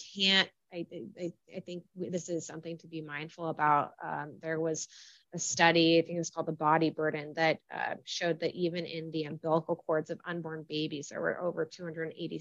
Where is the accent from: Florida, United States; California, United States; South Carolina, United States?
California, United States; moved away as an adult; also born or lived in Washington, District of Columbia, United States / San Francisco / Chicago; I was in DC and I'm from California